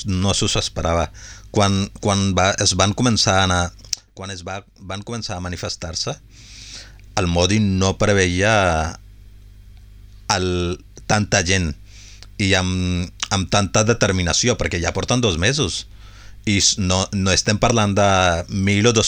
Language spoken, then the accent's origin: Catalan; Punjab, India; perquè té un vincle molt important amb el Punjab, com, com que som del Punjab